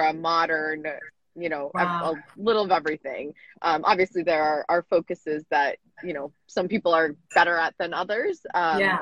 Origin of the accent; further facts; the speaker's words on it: United States; growing up in America